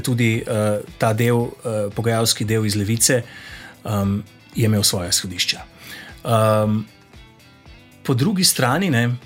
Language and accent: Slovenian; Zasavje, Slovenia; Jaz sem iz Zasavja, tam um, nam je ta okoljski aktivizem položen v bistvu v zibelko